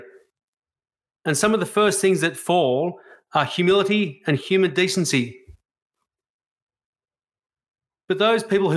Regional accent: Australia; being an Australian

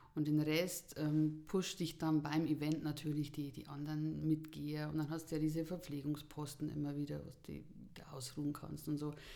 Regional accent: Buch am Buchrain, Bavaria, Germany; also born or lived in Taufkirchen; komme aus Buch am Buch rein im Landkreis Erding

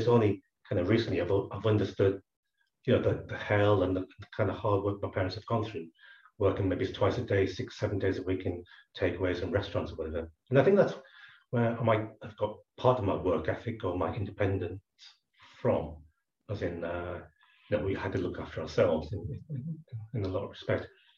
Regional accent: Scotland, United Kingdom; born there; So my parents came across from Hong Kong in the 60s, and I was born in Scotland.

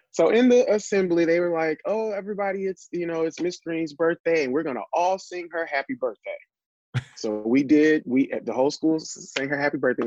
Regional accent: Little Rock, Arkansas, United States; born or raised there; also born or lived in Elaine, Arkansas

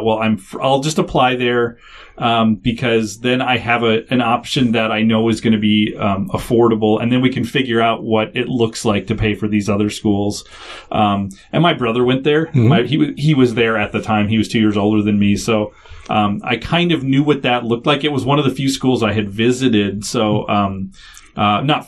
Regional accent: Faribault, Minnesota, United States; I grew up in a kind of mid-sized town in southern Minnesota. So I'm from Faribault, Minnesota

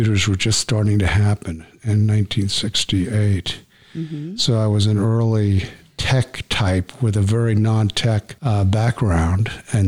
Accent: Long Island, New York, United States; moved away; also born or lived in Brooklyn, New York; I was born in Brooklyn, New York

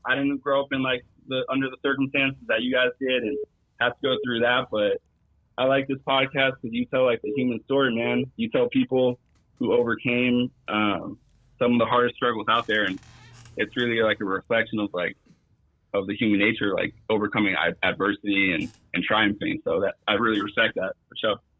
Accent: East Bay, California, United States; I'm from the East Bay

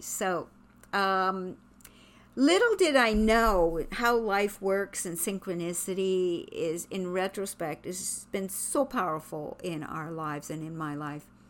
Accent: Quebec, Canada; moved away; I'm from Quebec.

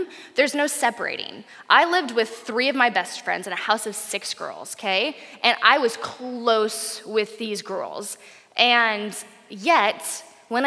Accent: Portland, United States; I'm from Portland

